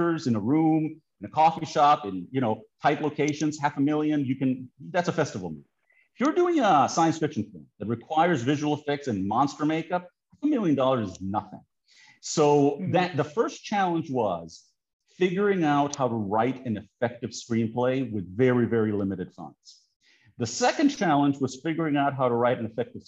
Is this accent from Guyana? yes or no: no; Greece; moved away; I haven't lived in Greece for a very long time